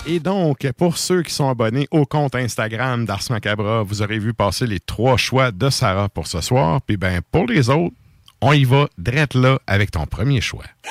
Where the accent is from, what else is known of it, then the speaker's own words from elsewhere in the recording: Bas-Saint-Laurent, Quebec, Canada; je viens du bas du fleuve